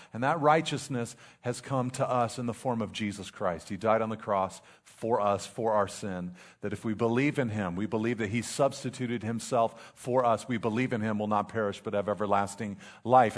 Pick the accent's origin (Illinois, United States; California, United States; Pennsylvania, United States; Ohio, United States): California, United States; Pacific Grove; also born or lived in Monterey Peninsula; I grew up in Pacific Grove, very tough, very tough, the mean streets of Pacific Grove.